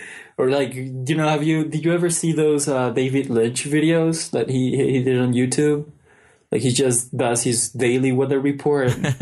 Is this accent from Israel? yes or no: no; Mexico; English is a second language; growing up in Mexico versus growing up in America is very mm-hmm. different.